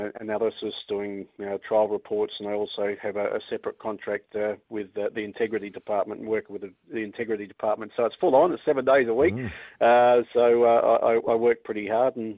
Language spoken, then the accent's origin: English; Brisbane, Queensland, Australia; moved away as an adult; also born or lived in Victoria, Australia; now in Invercargill, New Zealand; I was born in Brisbane